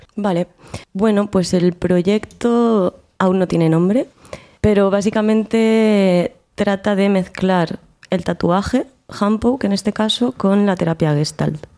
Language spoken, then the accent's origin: Spanish; Albacete, Castilla-La Mancha, Spain; moved away as an adult; now in Granada, Spain; vengo de Albacete y me he afincado en Granada desde hace ya unos cuatro añitos o así.